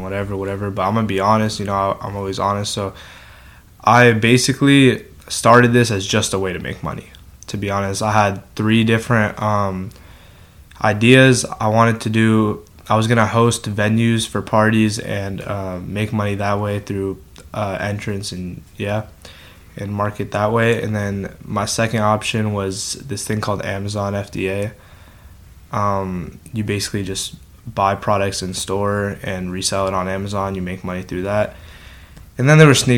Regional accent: El Segundo, California, United States; I'm from El Segundo

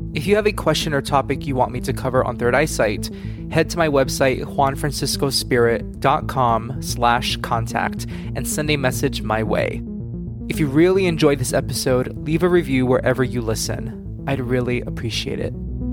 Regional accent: Miami, Florida, United States; moved away; I'm originally from Miami

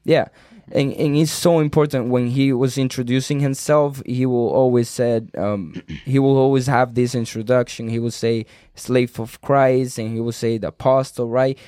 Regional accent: Cuba; English is a second language; moved away; I was born in Cuba

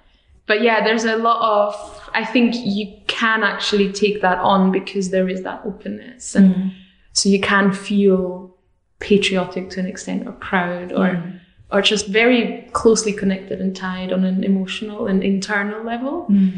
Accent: Austria; Certainly not where I'm from. I'm from Austria. I wish we had a concept like this at home.

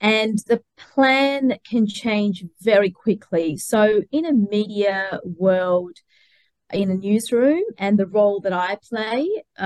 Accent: Melbourne, Victoria, Australia; moved away as an adult; now in Brisbane, Australia; I'm originally from Melbourne

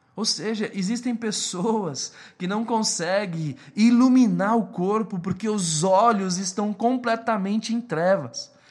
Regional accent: Brazil

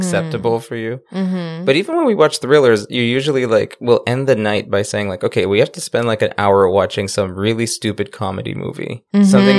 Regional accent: Canada; And we're Canadian.

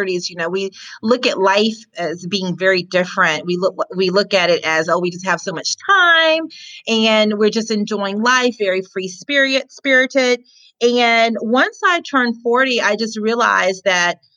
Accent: Jacksonville, Florida, United States; I am from Jacksonville, Florida, and I live in Jacksonville now.

